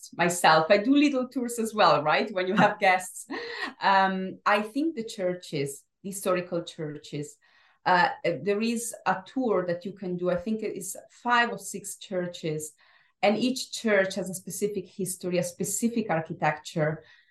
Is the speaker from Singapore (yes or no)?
no; Verona, Veneto, Italy; moved away as an adult; also born or lived in Japan; now in London, United Kingdom; Verona, my hometown city